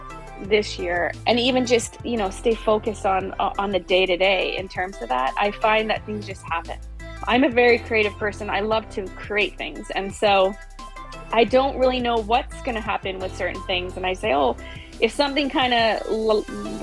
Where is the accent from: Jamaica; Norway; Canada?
Canada; way up north in BC, British Columbia; also born or lived in Missouri; Went back home to Canada